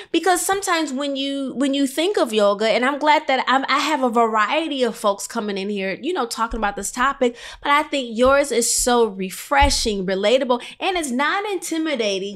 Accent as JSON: {"language": "English", "region": "Illinois", "country": "United States", "said": "And we're both Midwest girls. I'm from Illinois."}